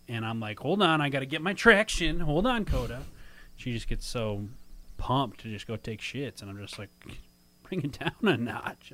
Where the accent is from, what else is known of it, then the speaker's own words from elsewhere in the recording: Minnesota, United States; now in Chicago, United States; I'm from Minnesota